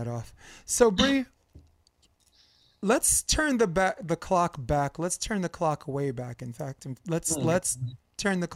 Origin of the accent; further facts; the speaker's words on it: New York City, New York, United States; moved away as an adult; I'm a native New Yorker, so I've lived in New York until Christmas 2015